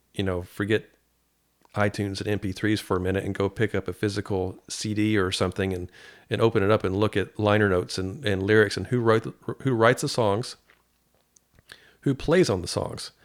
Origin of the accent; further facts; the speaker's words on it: Paducah, Kentucky, United States; I'm from Paducah.